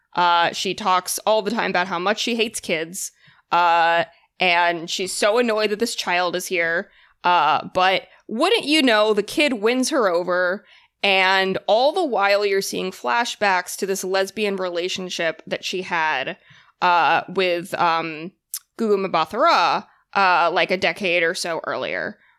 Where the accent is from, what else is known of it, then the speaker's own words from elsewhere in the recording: Boston, Massachusetts, United States; now in New York, United States; I am from, uh, Massachusetts. I'm from Boston.